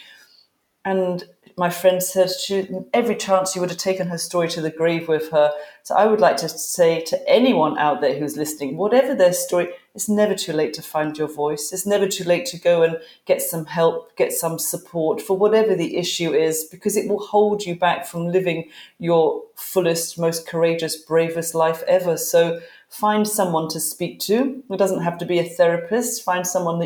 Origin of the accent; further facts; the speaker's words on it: United Kingdom; I'm British